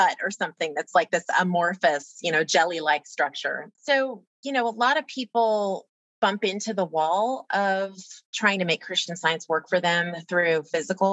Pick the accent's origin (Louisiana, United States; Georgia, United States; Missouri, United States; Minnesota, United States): Louisiana, United States; I grew up in Louisiana